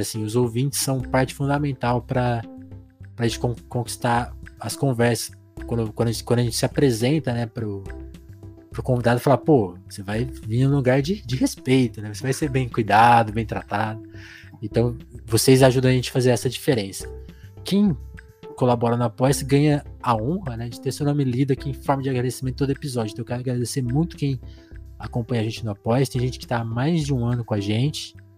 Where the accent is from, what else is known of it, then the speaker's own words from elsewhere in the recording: Ribeirão Preto, São Paulo, Brazil; eu sou de Ribeirão, eu sou de Ribeirão Preto, eu sou de São Paulo, mas eu vivo aqui no interior de São Paulo